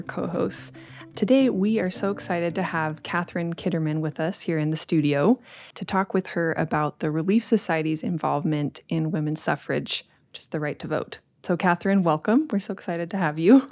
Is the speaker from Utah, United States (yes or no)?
yes; Utah, United States; growing up in Utah, growing up in the church